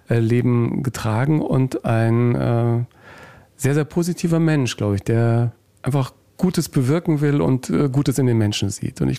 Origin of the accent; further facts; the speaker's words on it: Nuremberg, Bavaria, Germany; born there; also born or lived in Hanover / Murnau; Ich bin in Nürnberg in Franken geboren